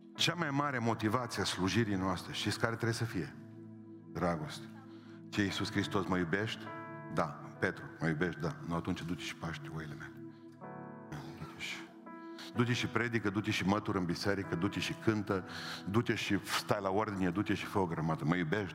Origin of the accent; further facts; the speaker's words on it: Transylvania, Romania; Eu sunt ardelean și mândru că sunt ardelean.